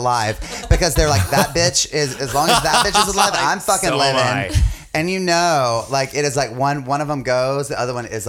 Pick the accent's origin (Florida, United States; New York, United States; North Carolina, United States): North Carolina, United States; growing up in North Carolina